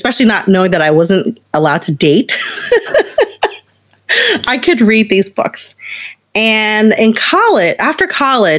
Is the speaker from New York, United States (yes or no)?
no; Baton Rouge, Louisiana, United States; I grew up in Baton Rouge, Louisiana. So outside in a very small rural town